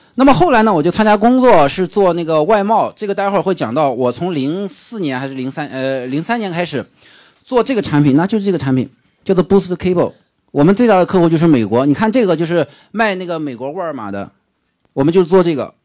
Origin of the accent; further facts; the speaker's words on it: Shandong, China; moved away; also born or lived in Sichuan; 我是生在四川，长在山东的，所以说我到山东以后呢